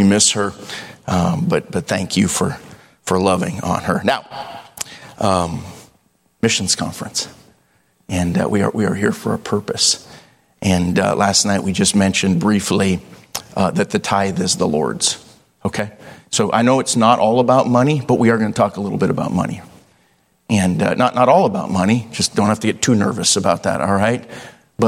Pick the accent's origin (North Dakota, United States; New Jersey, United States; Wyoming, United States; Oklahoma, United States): North Dakota, United States; Devils Lake; now in Idaho, United States; I grew up in Devil's Lake, North Dakota, and so I did that as a child.